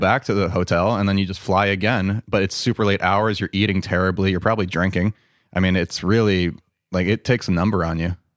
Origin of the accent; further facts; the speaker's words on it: New York City, New York, United States; moved away as an adult; also born or lived in Boston; I grew up in New York City